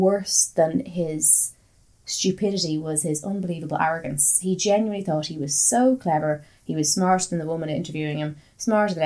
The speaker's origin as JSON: {"language": "English", "country": "Ireland", "said": "I'm Irish"}